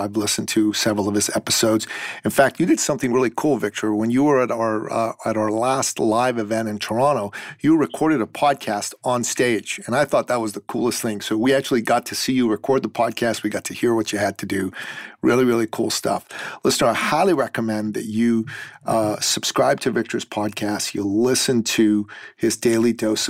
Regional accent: Iran; now in Canada; I'm originally from Iran

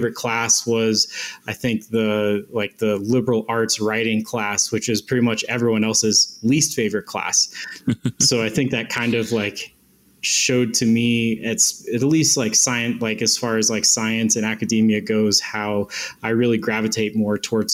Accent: Silverthorne, Colorado, United States; moved away as an adult; now in Wyoming, United States; I'm from Silverthorne, Colorado originally.

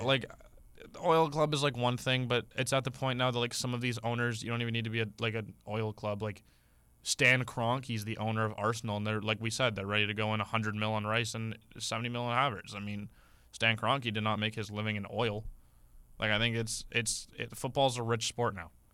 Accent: Canada; We're Canadian

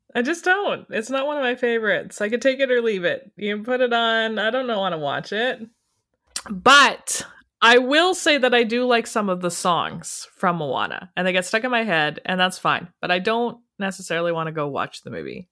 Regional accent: Canada; We're from Canada

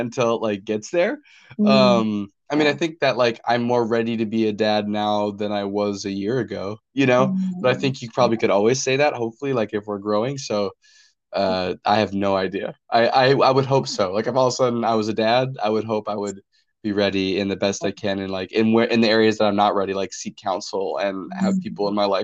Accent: North Dakota, United States; now in Kansas, United States; I'm originally from North Dakota

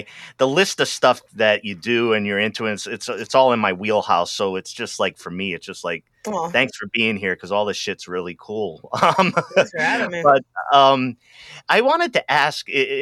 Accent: Rhode Island, United States; moved away as an adult; also born or lived in Boston; now in Los Angeles, United States; I'm originally from Rhode Island.

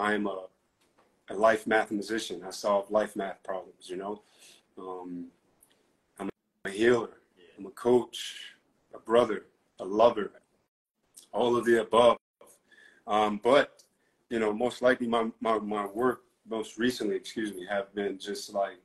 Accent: New York City, New York, United States; moved away as an adult; now in Tulum, Mexico; I'm originally from Harlem, New York. Well, I was born in the Bronx and raised in Harlem. But I now reside in Mexico, Tulum

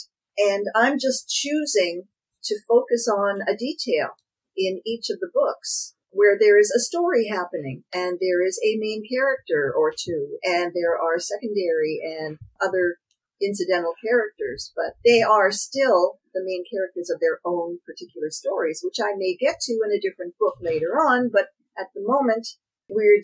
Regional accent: Canada; I'm Canadian

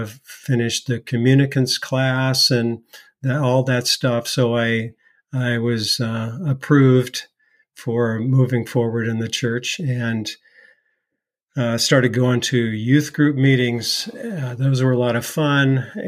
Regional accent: Seattle, Washington, United States; also born or lived in Bay Area, California; now in North Carolina, United States; I was raised in the Presbyterian church in the greater Seattle area.

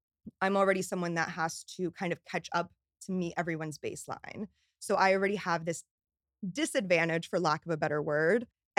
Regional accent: New York, United States; But I'm a New Yorker, like through and through. So I had to get back to New York.

